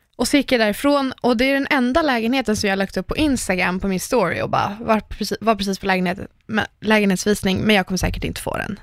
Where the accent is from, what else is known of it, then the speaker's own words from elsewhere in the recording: Lidingö, Stockholm County, Sweden; komma tillbaka till Lidingö och bara åh, jag växte upp här